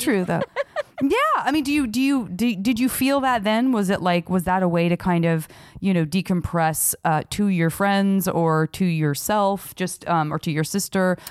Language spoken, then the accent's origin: English; Tucson, Arizona, United States; where I grew up in Tucson